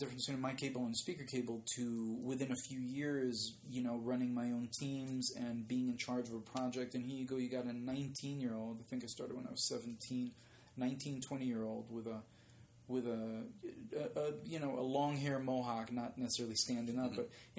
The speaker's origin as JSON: {"language": "English", "country": "Israel", "second_language": "English", "said": "You know, I don't sound like I'm from Israel, but English was not a language I spoke right."}